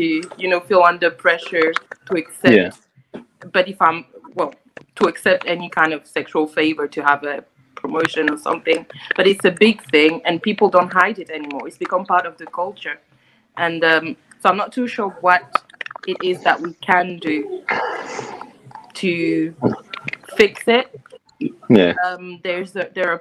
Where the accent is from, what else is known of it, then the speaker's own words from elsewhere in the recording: Côte d’Ivoire; moved away; I'm from the Ivory Coast originally. So I guess I have that more French-speaking Africa perspective.